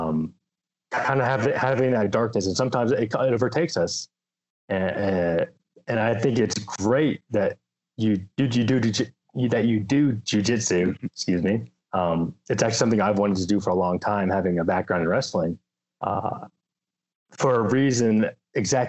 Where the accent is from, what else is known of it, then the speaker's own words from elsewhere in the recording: Lumpkin County, Georgia, United States; moved away as an adult; now in Washington, United States; So I grew up in Georgia. I grew up in Lumpkin County